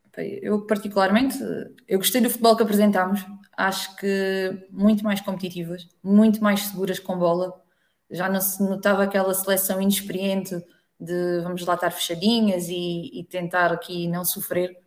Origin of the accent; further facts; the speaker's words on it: Alentejo, Portugal; Eu sou do Alentejo